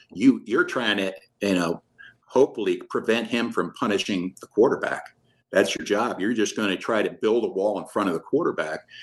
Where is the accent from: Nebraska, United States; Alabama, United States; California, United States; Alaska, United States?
Nebraska, United States; Omaha; I'm from South Omaha